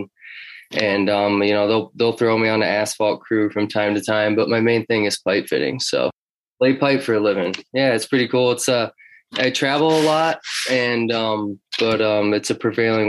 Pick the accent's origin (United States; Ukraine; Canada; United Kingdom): United States; Minerva, New York; also born or lived in Nashville, Tennessee; I live in Minerva, New York in the Adirondacks. And I was born in Nashville, Tennessee, and I lived there. That's where my parents met. I lived there till the age of 7, then moved up here